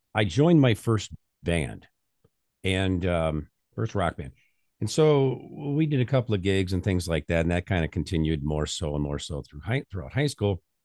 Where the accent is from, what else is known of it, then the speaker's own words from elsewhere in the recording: North Central Illinois, United States; I grew up on the farm, uh, in the middle of nor-, what was it, North Central Illinois